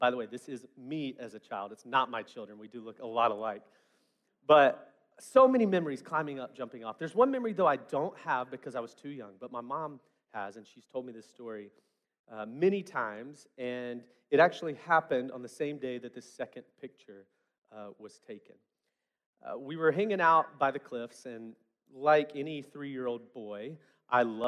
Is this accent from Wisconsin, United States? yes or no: no; West Memphis, Arkansas, United States; I grew up in West Memphis, Arkansas